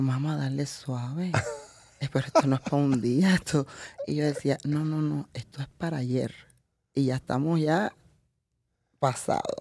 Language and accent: Spanish; Camagüey, Cuba; moved away as an adult; also born or lived in Italy; now in United States; soy camagüeyana y vengo de una provincia totalmente arrocera